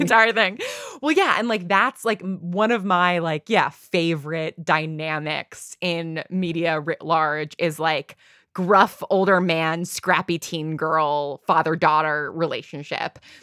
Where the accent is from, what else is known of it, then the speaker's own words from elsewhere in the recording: New York, United States; I grew up in New York. I grew up in a very, like, sort of, you know, classic Northeast